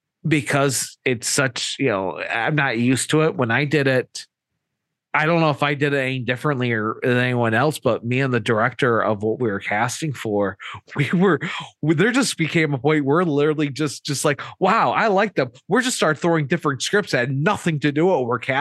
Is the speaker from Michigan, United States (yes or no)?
yes; Michigan, United States; we're from Michigan